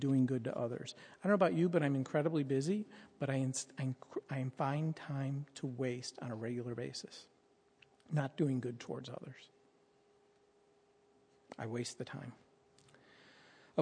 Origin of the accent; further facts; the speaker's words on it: United States; as an American